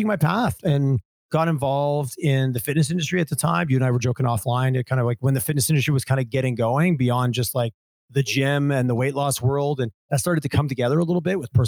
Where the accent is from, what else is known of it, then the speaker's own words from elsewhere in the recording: Montreal area, southern Quebec, Canada; moved away as an adult; now in Alberta, Canada; I originally grew up in southern Quebec, Montreal area.